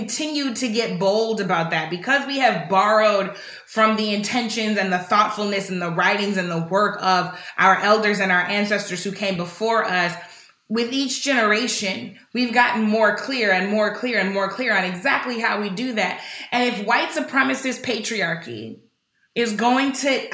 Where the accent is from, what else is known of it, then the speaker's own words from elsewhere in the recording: St. Louis, Missouri, United States; in my hometown of St. Louis